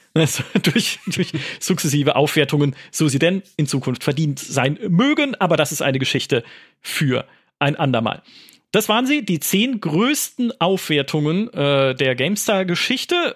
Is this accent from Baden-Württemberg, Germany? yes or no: yes; Karlsruhe, Baden-Württemberg, Germany; kann ich irgendwie Karlsruhe sehen, meine Heimatstadt